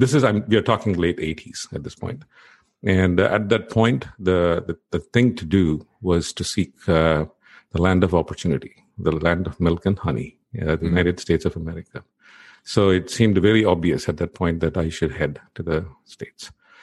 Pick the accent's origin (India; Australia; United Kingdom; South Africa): India; Chennai, Tamil Nadu; born there; I was born in India, on the southern part of India, on the East Coast, in a town called Chennai.